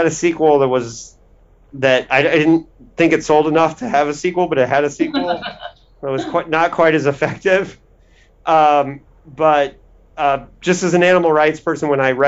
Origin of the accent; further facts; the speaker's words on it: Indiana, United States; I'm from Indiana